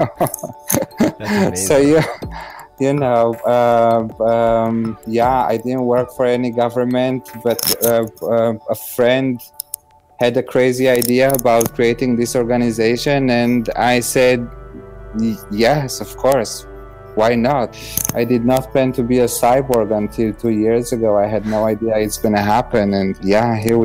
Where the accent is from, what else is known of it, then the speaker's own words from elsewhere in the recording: Romania; moved away; also born or lived in Israel; I was born in Romania in a very poor environment. I was then an immigrant in Israel.